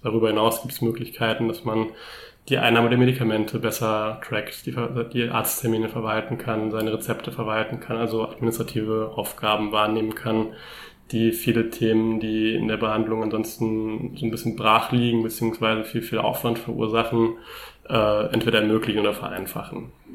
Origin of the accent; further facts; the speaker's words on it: Germany; bei uns in Deutschland